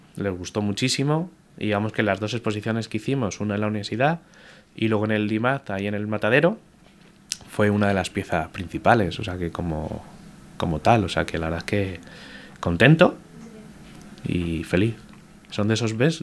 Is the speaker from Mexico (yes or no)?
no; Madrid, Community of Madrid, Spain; yo con mis padres de pequeño caminaba mucho por Madrid